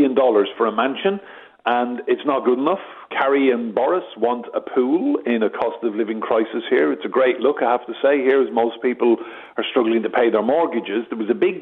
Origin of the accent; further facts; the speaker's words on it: County Wexford, Ireland; I'm from County Wexford.